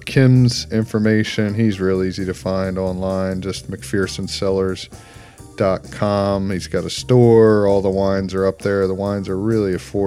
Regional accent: New Zealand; moved away; also born or lived in Canyon Lake, Texas; I said, New Zealand

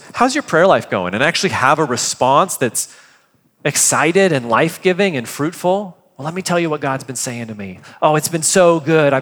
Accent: United States; as an American

